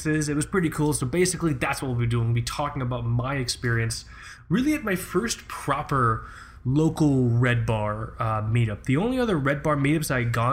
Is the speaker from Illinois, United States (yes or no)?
no; Florida, United States; moved away as an adult; We're both from Florida